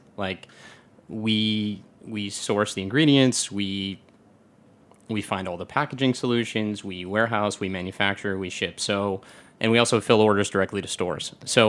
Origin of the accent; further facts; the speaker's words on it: Michigan, United States; I grew up in Michigan